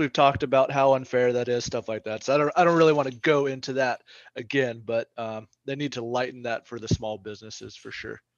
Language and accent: English; Vicksburg, Mississippi, United States; moved away; my hometown too, uh, Vicksburg, Mississippi